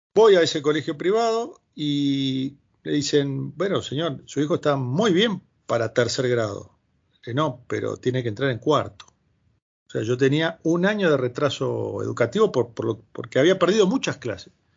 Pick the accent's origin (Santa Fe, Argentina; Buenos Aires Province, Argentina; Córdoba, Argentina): Buenos Aires Province, Argentina; Gregorio de Laferrere; moved away as an adult; also born or lived in Brazil; now in Madrid, Spain; yo soy oriundo del primer cordón del conurbano bonaerense, Gregorio de la Ferrer